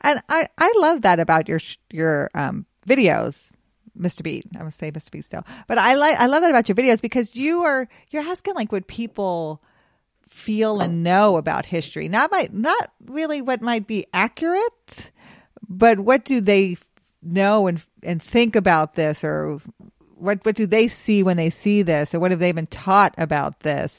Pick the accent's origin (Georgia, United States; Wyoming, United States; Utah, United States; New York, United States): Wyoming, United States; Cheyenne; moved away; also born or lived in Memphis; I grew up in Cheyenne, Wyoming